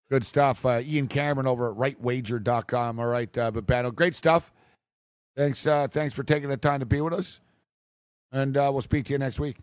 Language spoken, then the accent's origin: English; Canada; I'm from Canada.